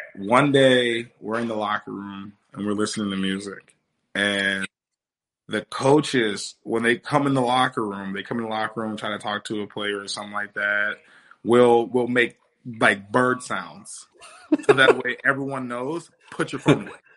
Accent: Wisconsin, United States; moved away; I'm from Wisconsin a little bit, kind

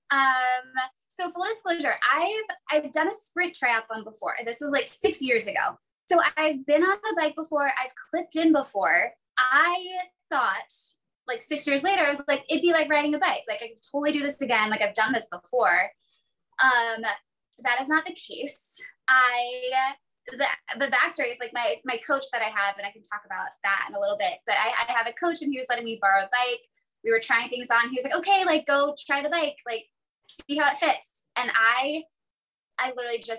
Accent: Virginia, United States; now in Jacksonville, United States; I currently reside in Jacksonville, Florida. I grew up in Virginia, so I'm kind of new to this area.

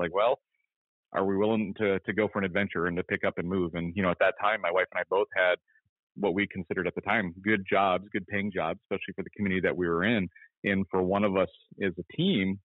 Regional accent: Merrifield, Minnesota, United States; moved away as an adult; also born or lived in Brainerd, Minnesota / New Hampshire; now in Sammamish, United States; Grew up riding the ditches, the lakes, the trails of around my hometown in Merrifield, Minnesota.

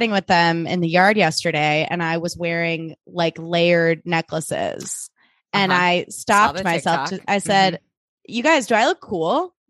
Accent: Vancouver, British Columbia, Canada; I think I'm pretty nice and I'm from Vancouver.

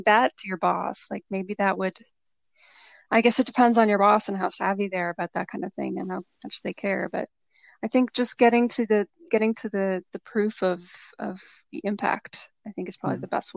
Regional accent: Toronto and Hamilton, Ontario, Canada; now in Niagara Region, Canada; I'm from Toronto and Hamilton, which is between Hamilton and Niagara.

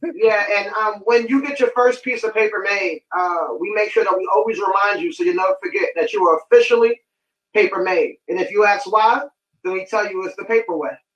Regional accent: New York City, New York, United States; I'm from Bronx, New York. Uh, two W go to White Plains. Fun fact: grew up living down the block from …

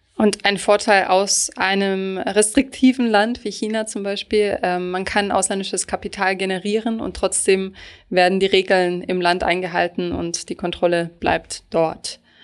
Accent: Germany; als Deutsche

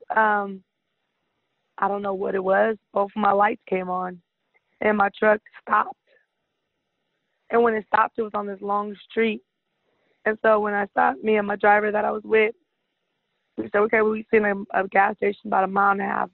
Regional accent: California, United States; I'm from California

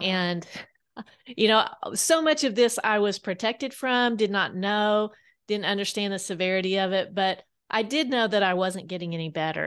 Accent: Kansas, United States; now in Bentonville, United States; I grew up in Kansas

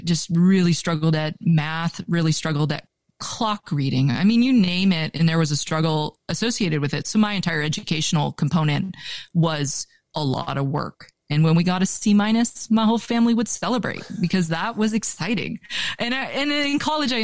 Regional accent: Vancouver, British Columbia, Canada; moved away as an adult; now in Montana, United States; growing up in Vancouver was an incredible childhood

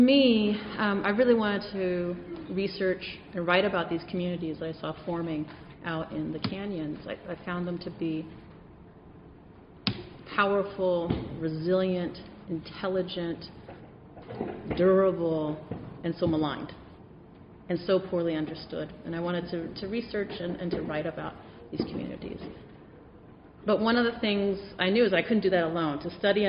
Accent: San Diego, California, United States; I grew up on the border. I grew up in San Diego, California

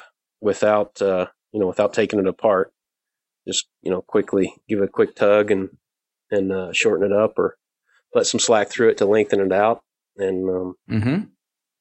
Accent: Indiana, United States; moved away; I grew up in Indiana

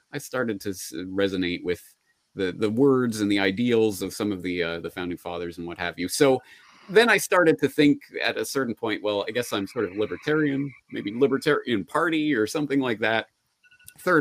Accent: Alberta, Canada; I was born and raised in Alberta

